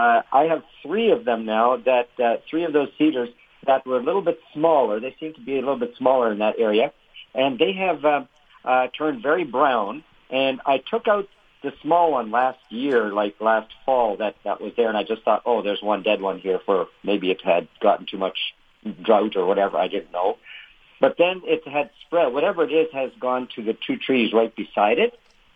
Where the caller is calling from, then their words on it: Steinbach, Manitoba, Canada; I'm calling from Steinbeck.